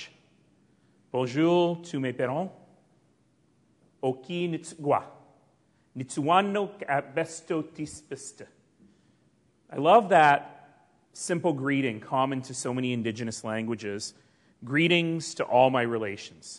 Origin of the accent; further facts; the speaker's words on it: Calgary, Alberta, Canada; The Blackfoot call the place I come from Mokinstis, the elbow, the place where two rivers meet